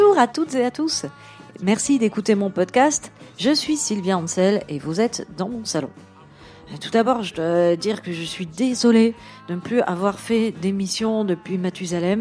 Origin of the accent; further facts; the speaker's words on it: Moselle, Grand Est, France; Je proclame juste être une plouque de la Moselle